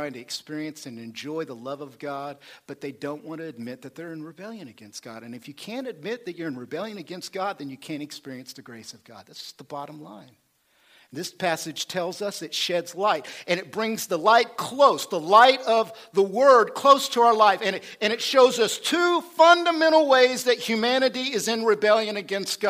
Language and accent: English; Oklahoma, United States; I'm a hillbilly. I'm from Oklahoma